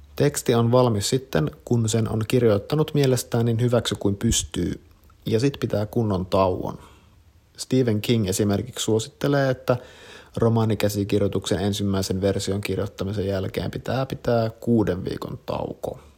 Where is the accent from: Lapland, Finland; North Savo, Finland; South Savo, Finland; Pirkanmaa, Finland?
North Savo, Finland; Kuopio; 22V. Oon kasvanut Kuopiossa, omakotitalossa